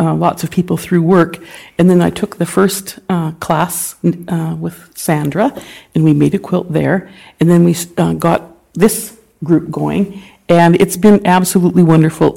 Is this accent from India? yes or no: no; Clive, Alberta, Canada; moved away as an adult; also born or lived in Saskatchewan; now in Meadow Lake, Canada; around Clive, Alberta.